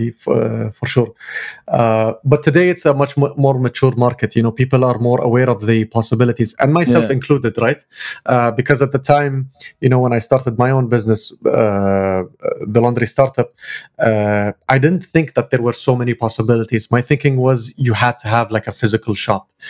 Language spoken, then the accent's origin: English; Kuwait; I'm based in Kuwait. I'm from Kuwait.